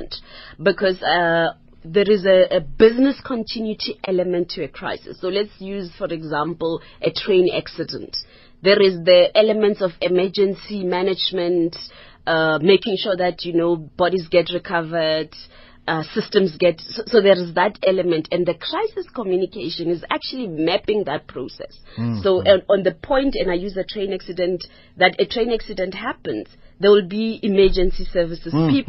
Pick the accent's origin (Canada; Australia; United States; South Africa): South Africa; as a South African